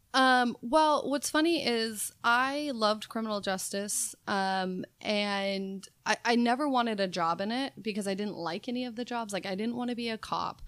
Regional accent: Las Vegas, Nevada, United States; moved away as an adult; also born or lived in Sacramento, California / New York; I was born and raised in Las Vegas

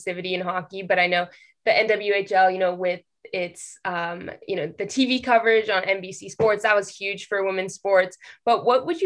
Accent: West Coast, United States; I'm from the West Coast

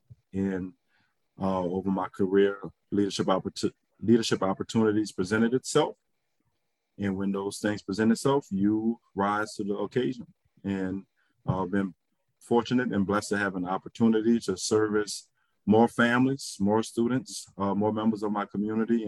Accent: New Orleans, Louisiana, United States; I'm born and raised in New Orleans, educated in New Orleans

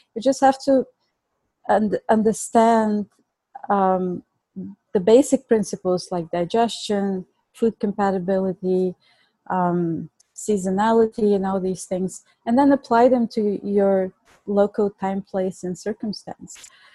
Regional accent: Plovdiv, Plovdiv Province, Bulgaria; accent: Bulgarian; English is a second language; now in New York, United States; I was born and raised in Bulgaria. That's my accent

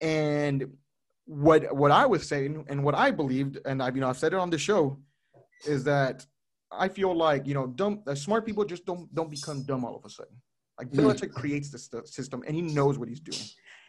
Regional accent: Rio Grande Valley, Texas, United States; I'm from the Rio Grande Valley

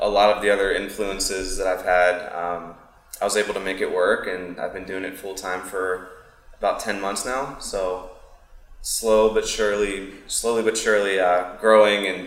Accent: Pittsburgh, Pennsylvania, United States; now in Tampa Bay area, United States; I was raised in Pennsylvania, right outside of Pittsburgh

